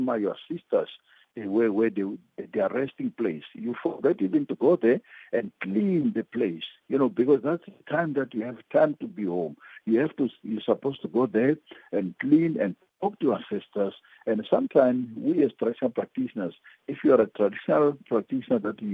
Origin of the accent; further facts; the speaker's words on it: Mozambique; moved away; I was born in Mozambique